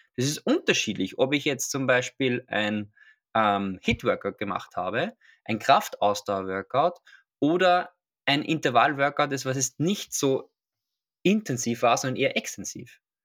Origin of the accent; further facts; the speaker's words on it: Austria; now in Vienna, Austria; Ich komme aus Österreich. Man hört es vielleicht. Ähm, ursprünglich komme ich aus einer kleinen Stadt namens Sterik. Und jetzt bin ich in Wien.